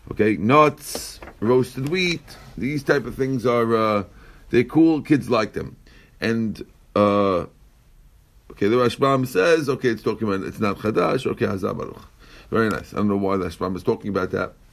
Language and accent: English; Iran; moved away; Our neighbor didn't see me for 35 years. I came from Iran.